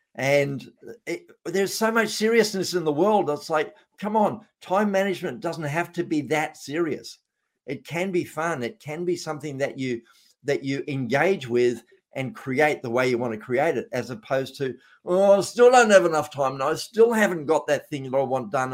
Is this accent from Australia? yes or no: yes; Australia; being an Australian